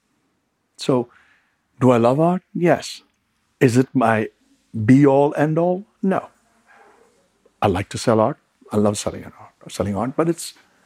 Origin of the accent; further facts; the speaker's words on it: England, United Kingdom; moved away; I really got my retail training in England, where I grew up, in the record business